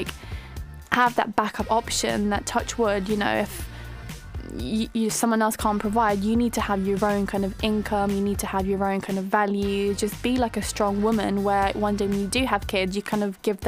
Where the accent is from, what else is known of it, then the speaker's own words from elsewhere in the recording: London, United Kingdom; also born or lived in Greece; growing up in London